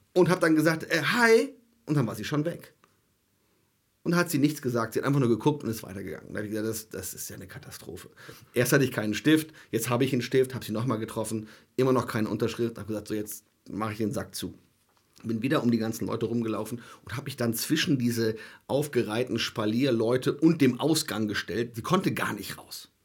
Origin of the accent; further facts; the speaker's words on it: Germany; ich komme aus Deutschland